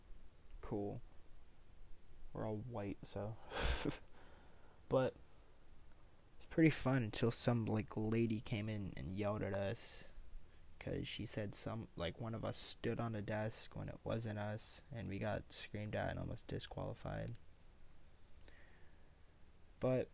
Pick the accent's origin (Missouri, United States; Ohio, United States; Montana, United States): Ohio, United States; I'm from Ohio